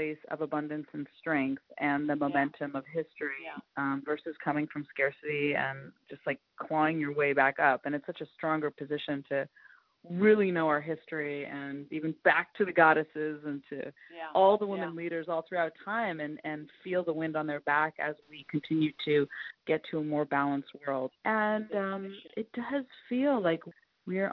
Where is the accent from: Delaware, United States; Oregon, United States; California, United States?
California, United States; Northern; I grew up in Northern California in the 70s